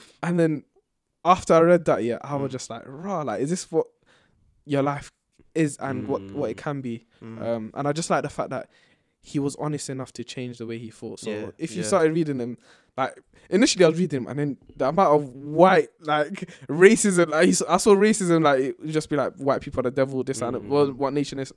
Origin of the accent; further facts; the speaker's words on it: London, United Kingdom; born and raised in Tottenham